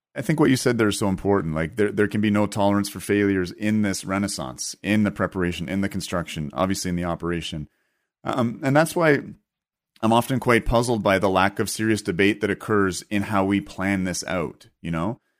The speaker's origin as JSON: {"language": "English", "country": "Canada", "said": "here as a Canadian"}